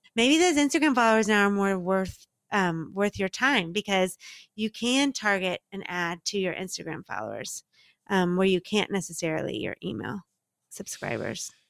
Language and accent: English; Dallas, Texas, United States; also born or lived in Mississippi; now in Miami, United States; I'm originally from Dallas, Texas